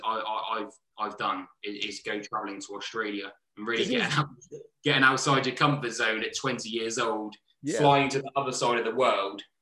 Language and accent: English; Southampton, South East England, United Kingdom; also born or lived in London; I'm going back to Southampton.